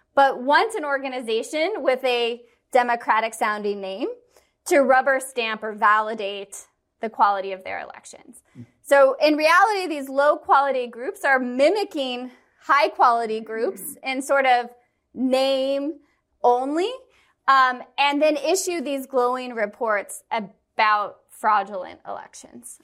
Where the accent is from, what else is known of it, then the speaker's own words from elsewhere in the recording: Kansas City, Missouri, United States; I'm from Kansas City